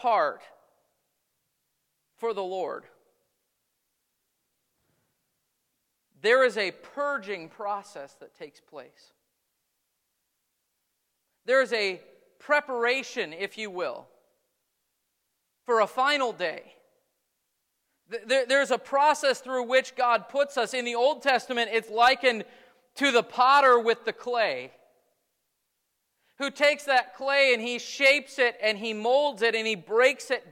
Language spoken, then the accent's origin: English; United States; as American Christians